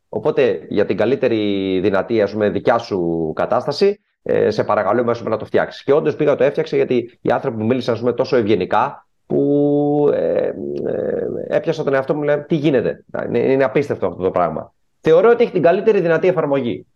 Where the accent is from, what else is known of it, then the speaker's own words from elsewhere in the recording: Greece; moved away as an adult; now in United Arab Emirates; όταν ήμουν μικρό στην Ελλάδα, είμαι γεννημένο το 85